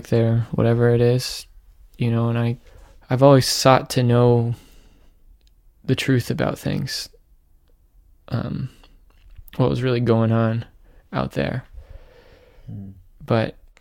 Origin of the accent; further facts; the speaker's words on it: Menlo Park, California, United States; where I grew up